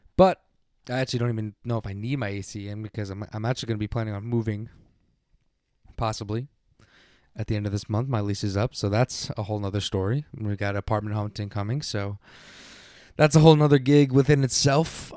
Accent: Long Island, New York, United States; I am from Long Island

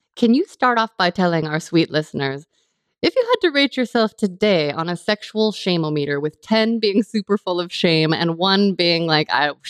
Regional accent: California, United States; I grew up in California

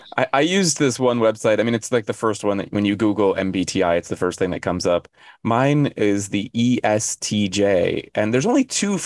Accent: United States; now in South Korea; I was born on July 24th in America

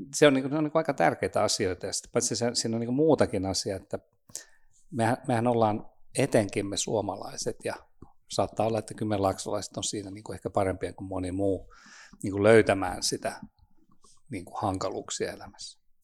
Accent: Nurmo, South Ostrobothnia, Finland; now in Espoo, Finland; Nurmoosta, Etelä-Pohjanmaalta.

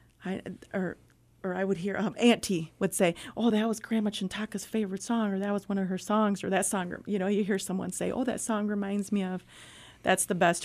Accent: Saginaw, Michigan, United States; That I'm a very proud product of Saginaw Public Schools. I'm proud to live in the city of Saginaw. This is my town, my hometown

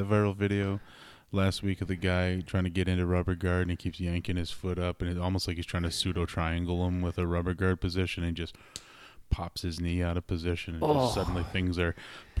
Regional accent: Minnesota, United States; I'm from Minnesota

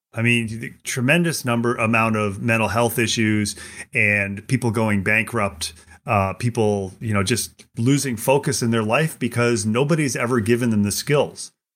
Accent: United States; I'm an American

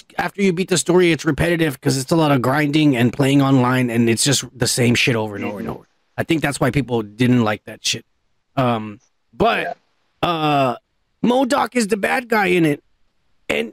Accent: United States; I'm American, motherfucker. Born and bred right here

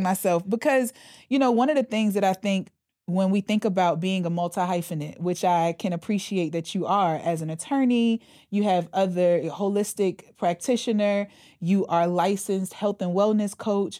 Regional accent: the Bible Belt, United States; I come from the Bible Belt.

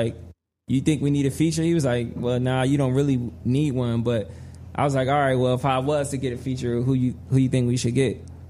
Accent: Trenton, New Jersey, United States; I'm actually from Trenton, New Jersey.

